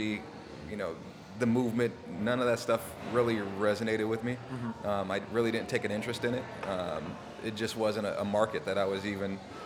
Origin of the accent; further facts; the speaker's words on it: Oxnard, California, United States; growing up in Southern California all my life, I was, you know, born and raised